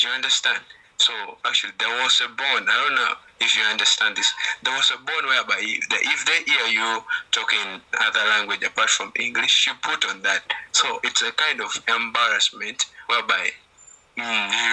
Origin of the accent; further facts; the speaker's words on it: Uganda; English is a second language; I'm from Uganda